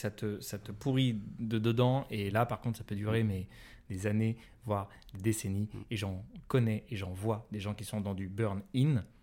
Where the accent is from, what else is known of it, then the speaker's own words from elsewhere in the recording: Paris, Île-de-France, France; Parce que je suis parisien et que les parisiens ça souffle.